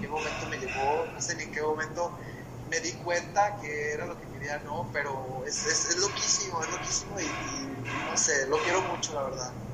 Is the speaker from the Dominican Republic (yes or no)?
no; Mexico; yo soy mexicano, tengo pasaporte mexicano